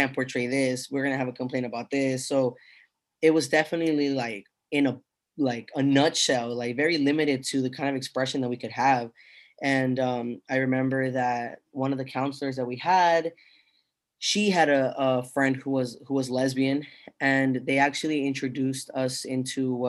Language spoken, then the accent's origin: English; United States; I was born in America